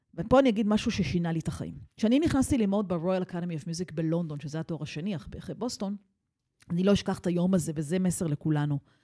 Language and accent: Hebrew; Israel; also born or lived in United States / Jerusalem / London; אני חוזרת הביתה לישראל